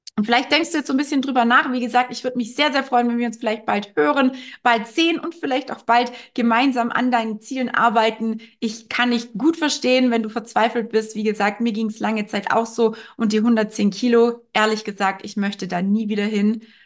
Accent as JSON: {"language": "German", "country": "Germany", "said": "bei uns in Deutschland"}